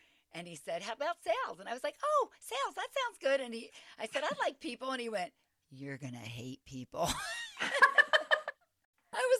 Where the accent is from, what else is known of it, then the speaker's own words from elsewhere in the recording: Philadelphia, Pennsylvania, United States; I was from the Philadelphia area